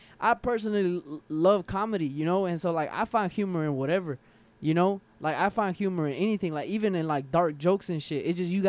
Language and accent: English; Forest Park, Georgia, United States; also born or lived in Atlanta; I'm from here, bro. Like I was born and raised here. Like I was born in Grady, so I'm a Grady baby.